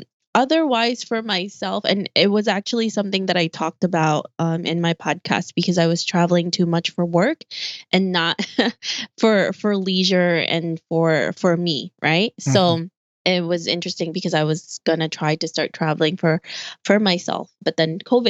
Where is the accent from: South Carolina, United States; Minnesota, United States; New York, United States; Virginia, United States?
New York, United States; New York City; especially since I'm a New Yorker and it's just city over here.